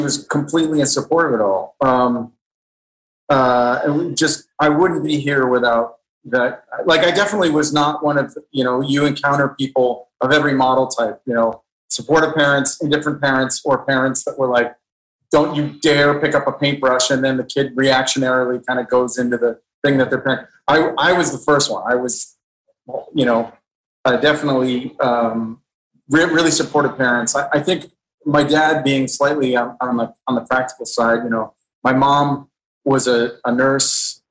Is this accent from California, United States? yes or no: yes; Los Angeles, California, United States; I remember having a great childhood. I, I, remember, you know, sunny Southern California in the late 70s and 80s